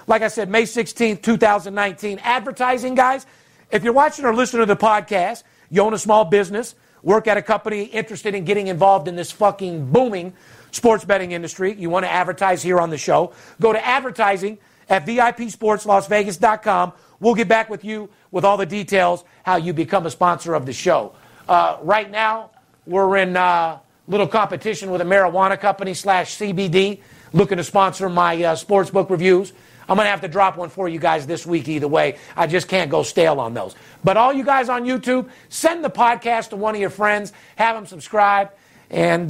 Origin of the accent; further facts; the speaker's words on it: Las Vegas, Nevada, United States; I'm the only guy, third generation, born and raised in Las Vegas